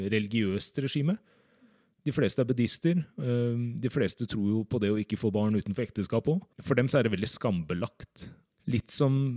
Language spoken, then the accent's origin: Norwegian; Drammen, Buskerud, Norway; also born or lived in Seoul, South Korea; så er jeg fra Drammen.